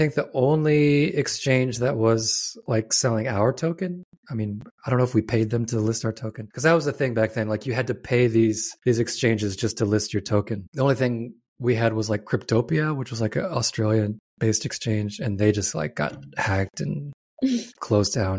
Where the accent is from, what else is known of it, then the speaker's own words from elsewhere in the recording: Nebraska, United States; I grew up in Nebraska